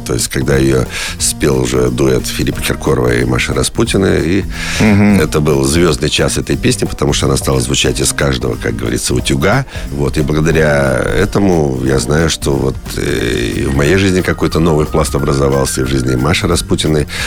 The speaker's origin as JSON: {"language": "Russian", "country": "Kazakhstan", "tie": "born or raised there", "moved": "yes", "said": "я родился в Казахстане"}